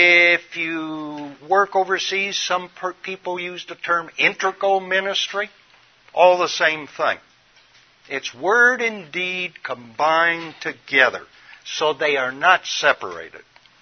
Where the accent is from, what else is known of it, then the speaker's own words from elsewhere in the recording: Midwest, United States; born there; I'm a Midwesterner by original birth, and silos is where they store grain.